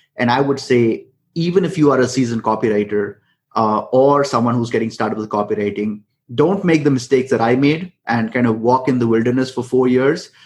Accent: India; I come from India

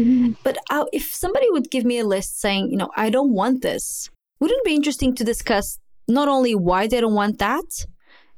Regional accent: Mozambique; moved away; also born or lived in Angola; I was born in Mozambique, and I lived a lot of my life in Mozambique and also a few good years in Angola.

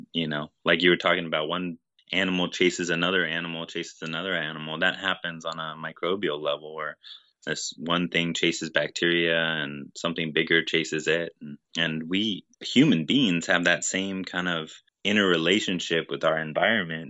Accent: Honokaa, Hawaii, United States; I was born in Honoka'a and grew up here in Hawaii

